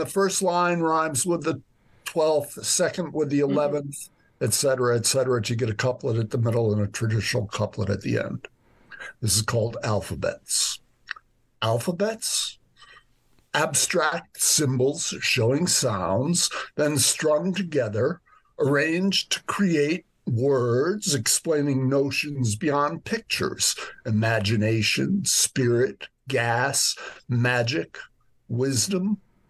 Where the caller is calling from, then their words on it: New York, United States; also born or lived in Dublin; I'm in New York right now. I live here and in Dublin.